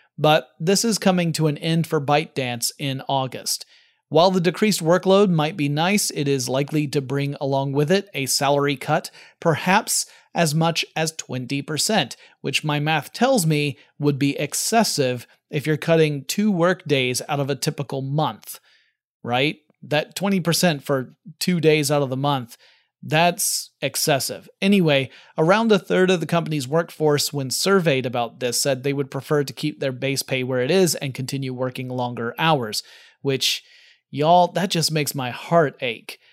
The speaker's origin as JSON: {"language": "English", "country": "United States", "said": "I'm American, so I tend to call it soccer"}